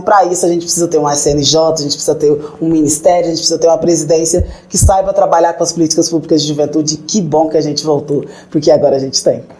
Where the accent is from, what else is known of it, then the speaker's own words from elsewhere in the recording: interior of Goiás state, Brazil; Eu venho do interior do estado de Goiás